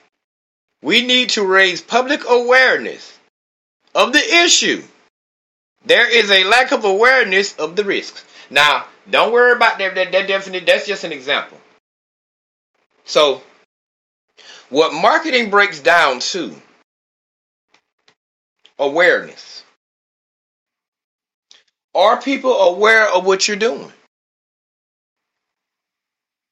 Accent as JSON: {"language": "English", "region": "Georgia", "country": "United States", "moved": "yes", "lives_now": "Austin, United States", "said": "Now I'm from Georgia, but I live in Texas now"}